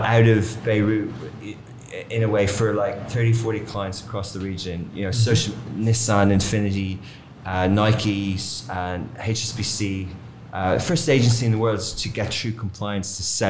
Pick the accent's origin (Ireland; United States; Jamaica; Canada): Ireland; moved away as an adult; also born or lived in London, United Kingdom; now in Dubai, United Arab Emirates; I'm from Ireland